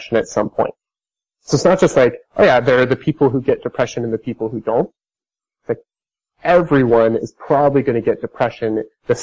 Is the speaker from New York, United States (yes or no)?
no; Idaho, United States; I'm from Idaho, which I don't, maybe you don't know where Idaho is. it's like a small, mountainous, rather conservative state in the U.S. I think back to growing up